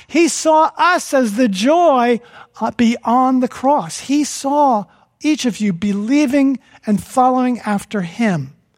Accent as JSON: {"language": "English", "region": "New Jersey", "country": "United States", "tie": "born or raised there", "said": "From New Jersey"}